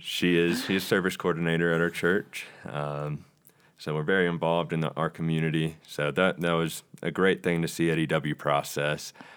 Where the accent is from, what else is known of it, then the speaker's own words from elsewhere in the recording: Rock Hill, South Carolina, United States; I'm from Rock Hill, South Carolina